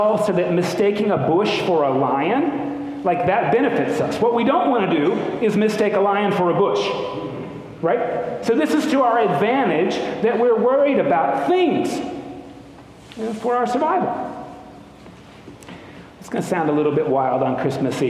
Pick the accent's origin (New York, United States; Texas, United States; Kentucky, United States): Kentucky, United States; Lexington; I was born in Good Samaritan Hospital in Lexington, Kentucky